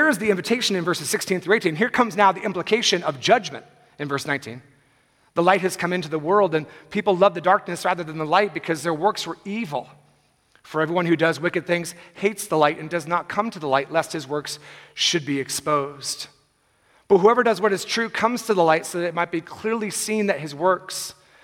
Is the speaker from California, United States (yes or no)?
yes; Bay Area, California, United States; I'm from the Bay Area